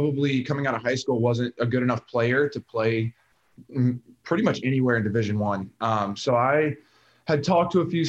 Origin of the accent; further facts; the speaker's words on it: New Orleans area, Louisiana, United States; I'm from the New Orleans area. So not exactly New Orleans, but just north of the lake.